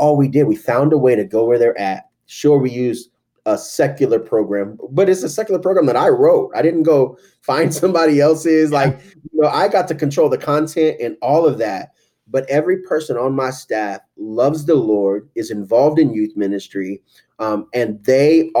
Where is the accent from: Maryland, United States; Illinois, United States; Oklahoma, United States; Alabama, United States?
Oklahoma, United States; Tulsa; I grew up in Tulsa, Oklahoma, which is the Bible Belt